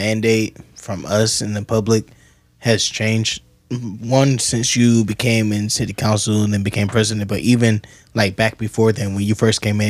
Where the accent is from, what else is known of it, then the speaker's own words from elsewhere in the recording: Columbus, Ohio, United States; I grew up on Parsons and Livingston.